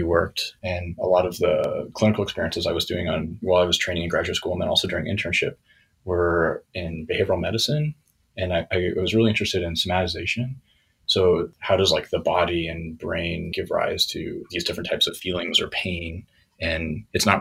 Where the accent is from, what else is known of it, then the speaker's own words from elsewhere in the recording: Denver, Colorado, United States; moved away as an adult; also born or lived in St. Louis, Missouri / Portland, Oregon / New York / Tucson, Arizona; now in Hanover, United States; I was born in St. Louis, Missouri, and grew up in Denver, Colorado.